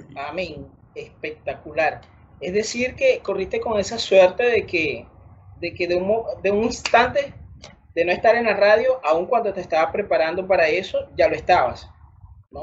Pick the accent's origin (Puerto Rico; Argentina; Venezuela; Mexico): Venezuela; moved away as an adult; now in Brazil; como venezolano